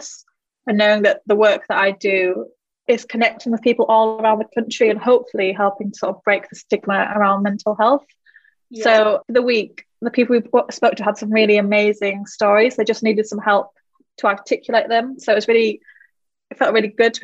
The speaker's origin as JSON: {"language": "English", "region": "Yorkshire and the Humber", "country": "United Kingdom", "moved": "as an adult", "lives_now": "London, United Kingdom", "said": "little village in North Yorkshire, but I've lived down here in London for about 2.5 years"}